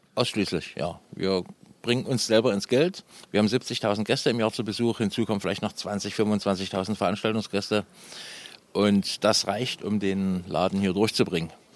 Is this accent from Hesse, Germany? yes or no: no; Saxony, Germany; accent: slightly Saxon; now in Lower Lusatia, Germany; das klingt noch von früher durch. Also ich bin, ich bin gebürtiger Sachse und wohne aber inzwischen seit 30 Jahren hier.